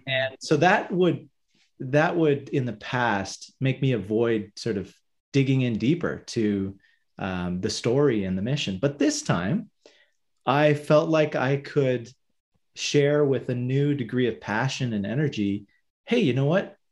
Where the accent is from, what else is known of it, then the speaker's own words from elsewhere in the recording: Hamilton, Ontario, Canada; I'm from Hamilton, Ontario, uh, sort of the end of the Great Lakes, Great Lake Ontario.